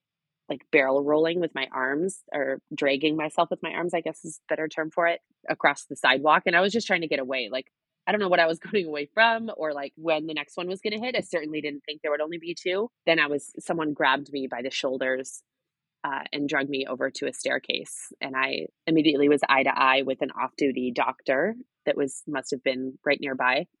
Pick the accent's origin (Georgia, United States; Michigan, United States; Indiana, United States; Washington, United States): Washington, United States; outside of Seattle; moved away; I grew up right outside of Seattle, Washington